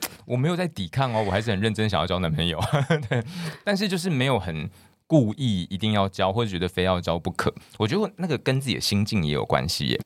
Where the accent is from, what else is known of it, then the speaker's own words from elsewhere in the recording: Kinmen, Fujian Province, Taiwan; moved away; 我会到我的家乡金门，因为我是公费生、公费医师，所以会到家乡服务